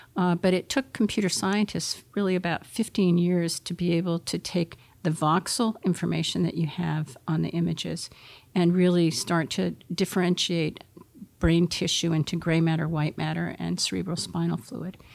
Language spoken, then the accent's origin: English; Concord, New Hampshire, United States; I was brought up in Concord, New Hampshire, across the street from the state hospital.